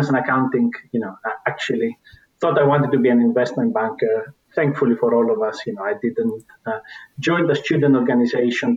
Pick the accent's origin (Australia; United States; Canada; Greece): Greece; moved away; I am Greek